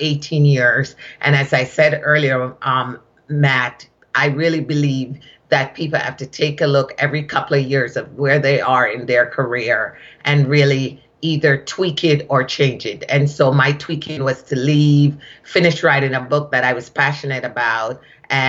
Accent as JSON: {"language": "English", "town": "Kingston", "country": "Jamaica", "also_born_or_lived": "Shawnee Mission, Kansas / Boston, Massachusetts", "accent": "Jamaican", "moved": "as an adult", "lives_now": "United States", "said": "I am originally from Kingston, Jamaica, and I came to this country, was sponsored to come to this country as a nanny."}